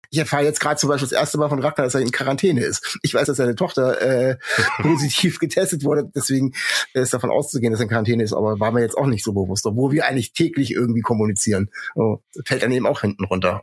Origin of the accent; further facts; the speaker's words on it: Kassel, Hesse, Germany; now in Bremen, Germany; ich bin in Nordhessen aufgewachsen und meine äh, Eltern und Großeltern haben also mindestens untereinander noch komplett äh, nordhessisch gesprochen